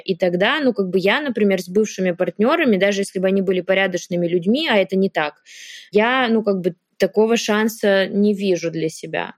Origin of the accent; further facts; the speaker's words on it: Yaroslavl, Yaroslavl Oblast, Russia; moved away; Мы оба из Ярославля, мы жили в одном районе, недалеко друг от друга.